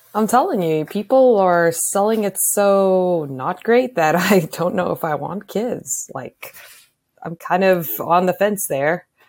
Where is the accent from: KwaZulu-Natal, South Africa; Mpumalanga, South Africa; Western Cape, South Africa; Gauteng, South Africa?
Gauteng, South Africa; Pretoria; moved away as an adult; now in Arizona, United States; I grew up in Pretoria, so in the city.